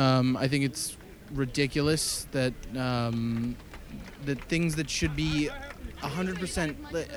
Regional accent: New Jersey, United States; We're from Jersey.

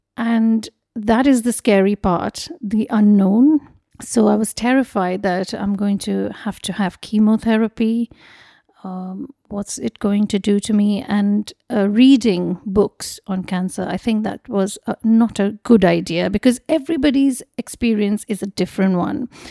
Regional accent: Mumbai, Maharashtra, India; moved away as an adult; also born or lived in Kolkata; I was born in Mumbai and I grew up there.

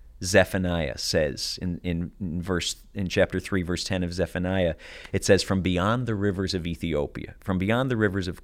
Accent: Rochester, New York, United States; my days growing up in Rochester, New York

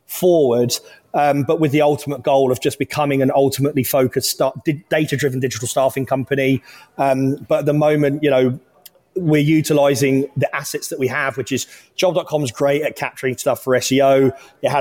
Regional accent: Luton, East of England, United Kingdom; now in Texas, United States; I come from Luton Town, North London, which is a highly diverse area

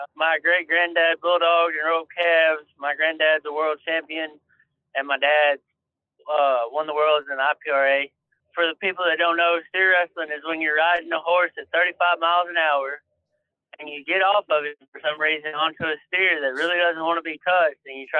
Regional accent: Texas, United States; I'm from Texas.

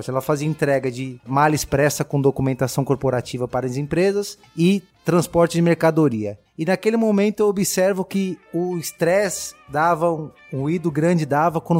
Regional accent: São Paulo, Brazil; eu sou nascido e criado em São Miguel Paulista, na Zona Leste de São Paulo.

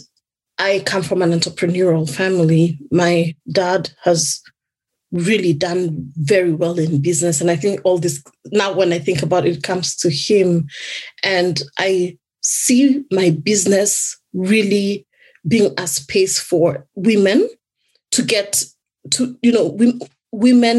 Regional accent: Kenya; now in United Kingdom; in my home country, I originally come from Kenya.

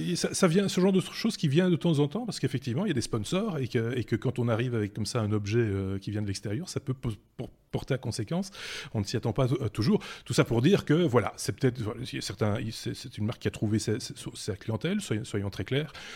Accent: Belgium; chez nous en Belgique

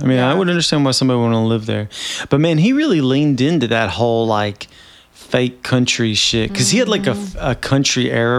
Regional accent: Nashville, Tennessee, United States; moved away as an adult; now in West Coast, United States; I'm from Nashville, Tennessee, and she is from Bowling Green, Kentucky. And we moved here from Nashville. She lived there and we moved to the West Coast together.

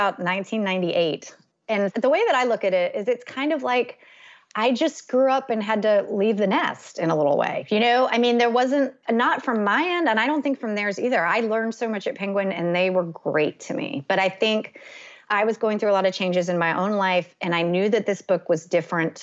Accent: North Carolina, United States; also born or lived in Evanston, Illinois; I still live in my hometown

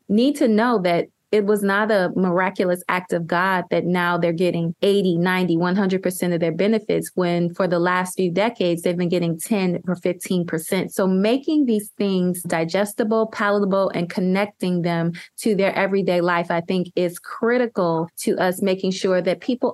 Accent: Ohio, United States; I'm from Ohio.

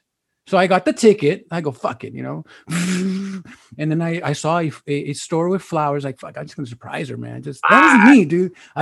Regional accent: Compton, California, United States; I'm from Compton.

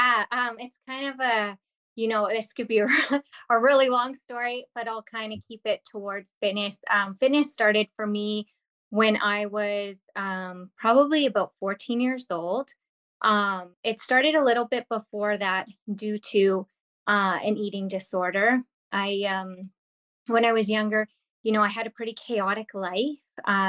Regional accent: Kimberley, British Columbia, Canada; because I'm from, I grew up in Kimberley, BC. So I'm from the Rocky Mountains, small town. I moved quite a bit, but that was the place that I lived the longest.

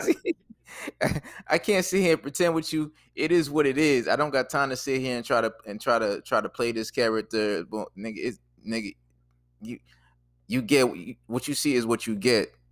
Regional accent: Boston, Massachusetts, United States; moved away as an adult; also born or lived in Jersey City / Washington, D.C.; I'm from Boston, so we didn't have Checkers.

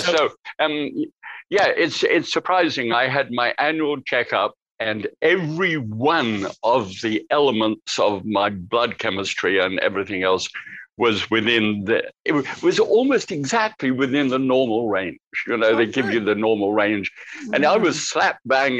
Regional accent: United Kingdom; now in United States; as a Brit

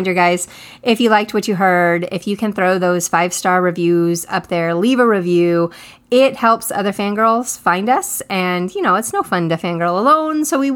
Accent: San Antonio, Texas, United States; now in Washington, D.C. area, United States; growing up in San Antonio, Texas

